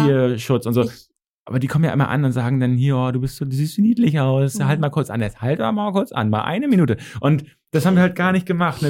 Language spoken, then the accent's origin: German; Northern Germany, Germany; accent: norddeutsch; Ich habe halt dieses norddeutsche Kurze